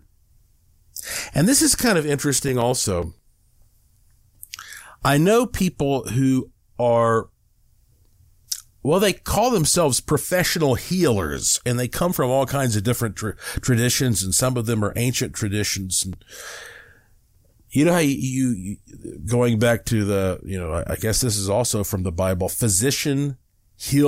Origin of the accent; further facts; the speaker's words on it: the South, United States; now in Las Vegas, United States; I was raised up in the South, in the Baptist churches, you know, the Southern Baptist.